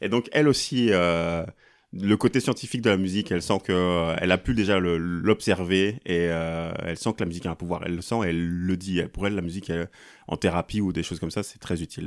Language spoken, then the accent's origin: French; Mons, Wallonia, Belgium; moved away; j'ai grandi à Mons